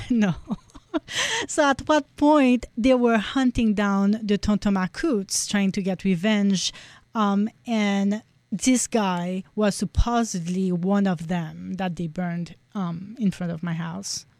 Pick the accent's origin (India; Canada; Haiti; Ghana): Haiti; moved away as an adult; now in United States; growing up in Haiti